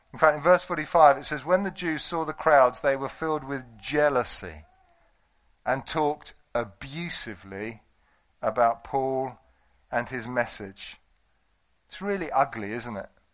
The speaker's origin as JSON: {"language": "English", "country": "United Kingdom", "said": "we're British"}